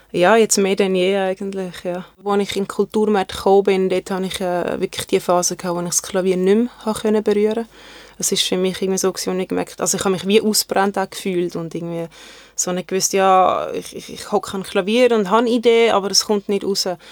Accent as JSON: {"language": "German", "region": "Zurich", "country": "Switzerland", "tie": "born or raised there", "also_born_or_lived": "Germany / Konstanz / Sigmaringen", "said": "ich bin eigentlich in Deutschland geboren und dort bis und mit äh, meinem vierten Lebensjahr gelebt und äh, wir sind dann auf äh, Zürich gezogen."}